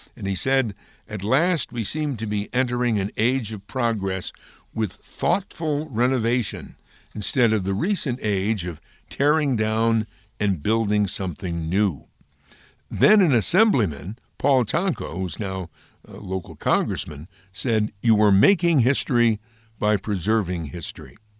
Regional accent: Amsterdam, New York, United States; his native place, which is my native place, Amsterdam, New York

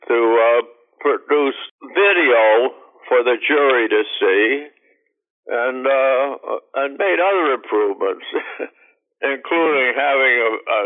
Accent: Hazleton, Pennsylvania, United States; moved away; also born or lived in DuBois, Pennsylvania / Tamaqua, Pennsylvania / Johnstown; I grew up basically in Hazleton. That's where I went to school

